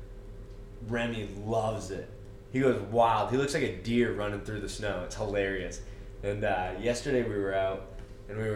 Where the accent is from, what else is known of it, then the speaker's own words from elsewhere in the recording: Maine, United States; moved away as an adult; also born or lived in Eastern Shore, Virginia; now in Homer, United States; I'm from Maine. So I got most of my family's up there